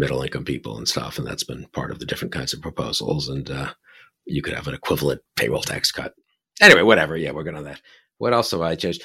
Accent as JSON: {"language": "English", "region": "New York", "country": "United States", "said": "I'm from New York"}